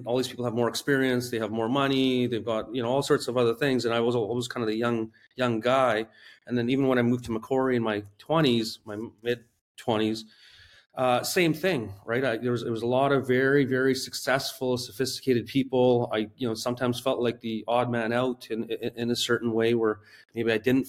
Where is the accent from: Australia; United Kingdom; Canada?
Canada; West Coast; I grew up on the West Coast of Canada